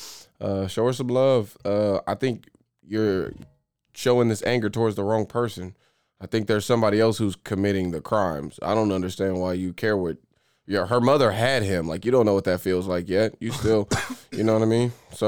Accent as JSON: {"language": "English", "region": "Oklahoma", "country": "United States", "said": "We're from Oklahoma"}